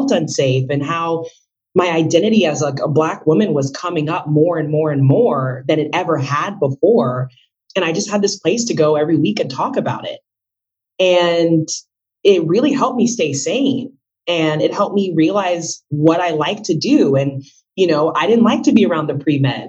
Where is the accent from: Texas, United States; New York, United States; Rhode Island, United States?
Texas, United States; I was born in Texas to Marie Kambu and Innocent Olenge, my parents. They're from West Africa.